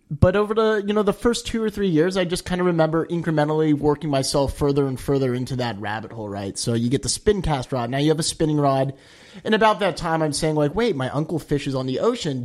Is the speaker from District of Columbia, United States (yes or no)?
no; Palos Verdes, California, United States; also born or lived in New Hampshire; I grew up in Palos Verdes, kind of at the top of the hill there